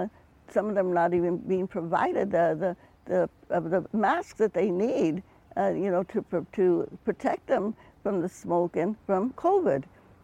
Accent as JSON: {"language": "English", "town": "Stockton", "region": "California", "country": "United States", "tie": "born or raised there", "also_born_or_lived": "Kern County, California", "said": "I grew up in Stockton, California"}